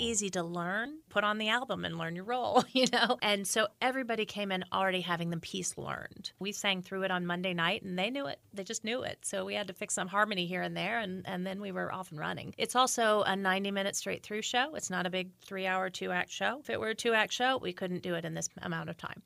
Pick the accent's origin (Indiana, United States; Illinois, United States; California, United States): Indiana, United States; moved away as an adult; also born or lived in Chicago, United States / New York, United States; now in Frederick, United States; I'm from Indiana originally, then Northwestern in Chicago, and then, uh, New York for fifteen years